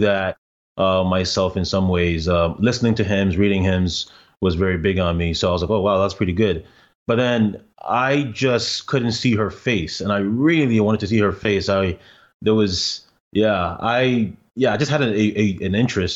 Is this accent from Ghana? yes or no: yes; Ghana; now in Canada; I'm Ghanaian